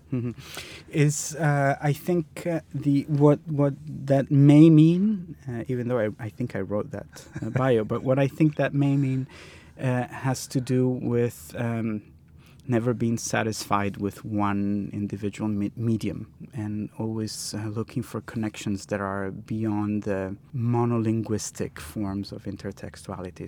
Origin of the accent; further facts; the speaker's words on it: Milan, Lombardy, Italy; I grew up in Milan